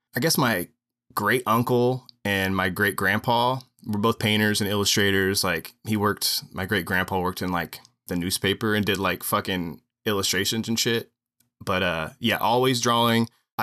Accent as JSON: {"language": "English", "town": "Marion", "region": "Indiana", "country": "United States", "tie": "born or raised there", "moved": "yes", "lives_now": "Columbus, United States", "said": "I'm from Marion, Indiana."}